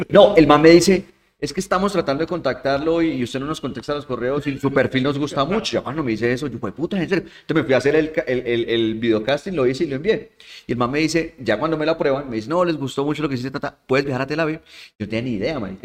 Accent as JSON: {"language": "Spanish", "region": "Santander", "country": "Colombia", "tie": "born or raised there", "said": "ahí de mi tierra, de Santander"}